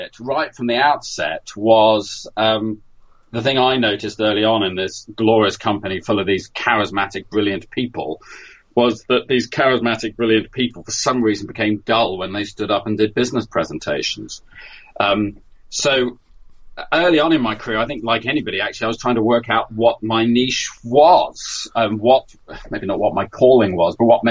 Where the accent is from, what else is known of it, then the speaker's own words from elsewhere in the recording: United Kingdom; I'm British